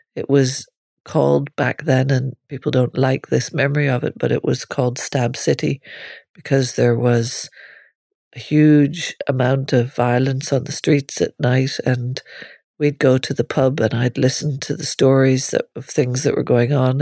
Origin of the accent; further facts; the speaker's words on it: Northern Ireland, United Kingdom; moved away as an adult; also born or lived in Limerick, Ireland; I grew up in Northern Ireland, where you walked around seeing policemen carrying machine guns